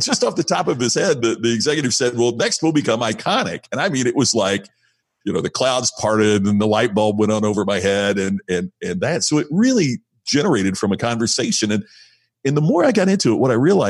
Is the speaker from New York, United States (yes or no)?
no; Indianapolis, Indiana, United States; moved away; my hometown of Indianapolis